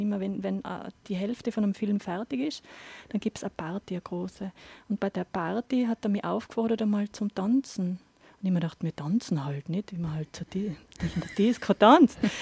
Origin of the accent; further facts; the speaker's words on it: Absam, Tyrol, Austria; moved away as an adult; also born or lived in Innsbruck / Linz / Barcelona; now in Inzersdorf, Austria; ich komme aus Tirol, bin eine äh, Hallerin, also Innsbruck-Land eigentlich. Bin ähm, jetzt aber schon über 20 Jahre